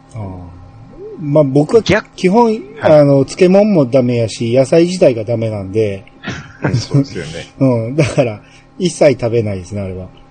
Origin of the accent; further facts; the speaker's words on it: Kansai, Japan; これ関西人やから